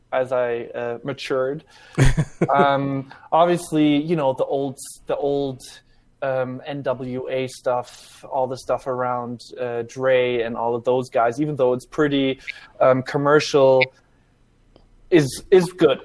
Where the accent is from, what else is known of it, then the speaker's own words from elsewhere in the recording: Germany; now in United States; I grew up in Germany, even.